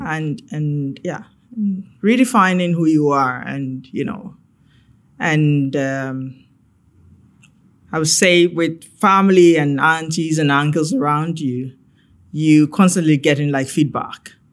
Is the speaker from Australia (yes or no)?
no; Ghana; moved away as an adult; growing up in Ghana